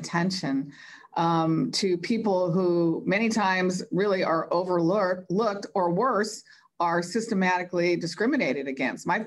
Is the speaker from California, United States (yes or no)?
yes; Los Angeles, California, United States; growing up in Los Angeles